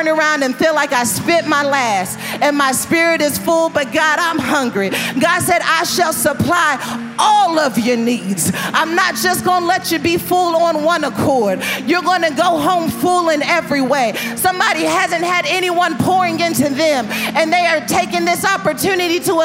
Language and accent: English; Dallas, Texas, United States; Dallas. This is my hometown